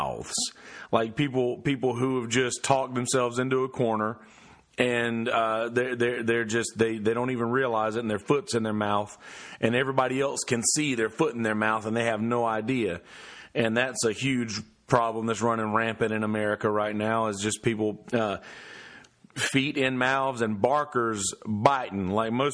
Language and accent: English; the South, United States; I'm from the South. I'm from the country.